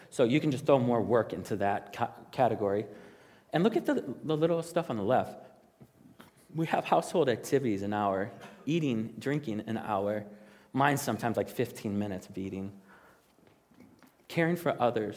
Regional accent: Chicago, Illinois, United States; I am from the South Side of Chicago, and I grew up there

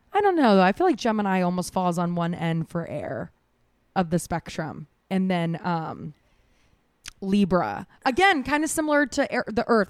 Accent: Jacksonville, Florida, United States; moved away; I'm from Jacksonville, Florida

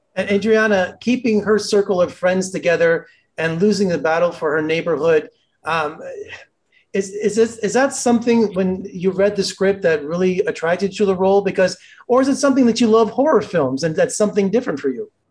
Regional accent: Las Vegas, Nevada, United States; I'm from Las Vegas

